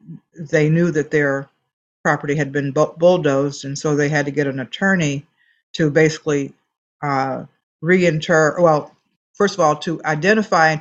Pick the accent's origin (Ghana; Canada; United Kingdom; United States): United States; Nashville, Tennessee; I grew up here in Nashville